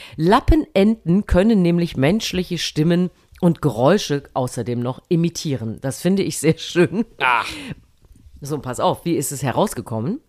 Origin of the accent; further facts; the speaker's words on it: Thuringia, Germany; moved away; heute fahre ich in meine alte Heimat nach Thüringen